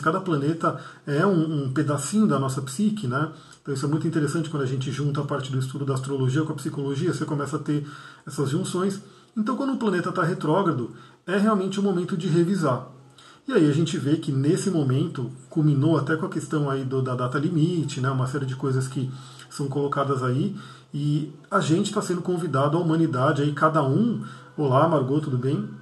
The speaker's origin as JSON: {"language": "Portuguese", "country": "Brazil", "tie": "born or raised there", "said": "minha origem de nascimento, eu nasci no Brasil, mas sou descendente de libaneses"}